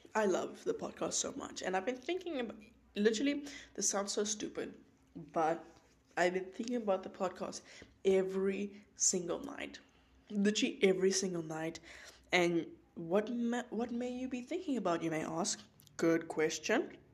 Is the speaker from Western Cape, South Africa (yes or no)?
yes; George, Western Cape, South Africa; moved away as an adult; now in North Carolina, United States; South Africa, that's where I was born, born and raised. That's my place. That's my home. Um, I'm from George.